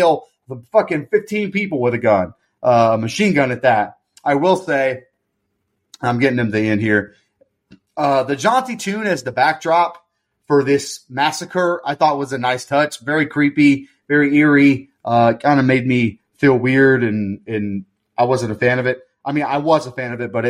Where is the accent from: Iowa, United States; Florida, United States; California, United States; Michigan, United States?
Florida, United States; I'm from Florida where flooding happens, so you got to keep a bag of sand around sometimes to put by the door